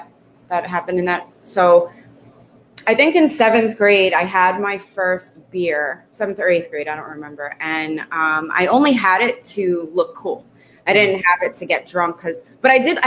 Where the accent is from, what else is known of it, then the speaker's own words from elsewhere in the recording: Brooklyn, New York, United States; also born or lived in Staten Island, New York; growing up in Brooklyn